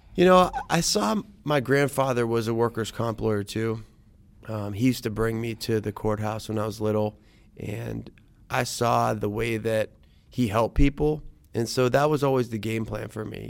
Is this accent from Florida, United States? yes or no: no; Youngstown, Ohio, United States; also born or lived in Columbus, Ohio / Lansing, Michigan; I was born in Columbus. moved to Lansing, Michigan when I was, like, two, three years old, and then we moved to Youngstown when I was five. And so, grew up in the valley